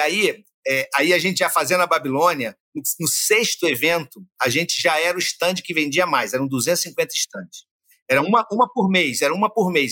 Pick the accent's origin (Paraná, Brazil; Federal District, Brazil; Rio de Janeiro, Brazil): Rio de Janeiro, Brazil; nasci na Gávea, mas morei muitos anos na Tijuca